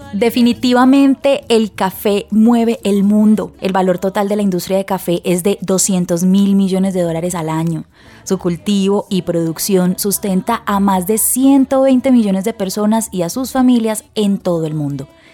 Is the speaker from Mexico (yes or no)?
no; Colombia